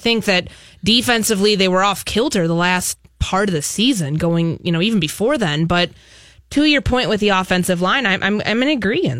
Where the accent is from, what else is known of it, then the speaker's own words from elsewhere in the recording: Chicago, Illinois, United States; also born or lived in Bay Area; Exactly. I'm from Chicago originally, so I love the Midwest. I know I'm used to big cities. You know, I lived in the Bay Area before I came here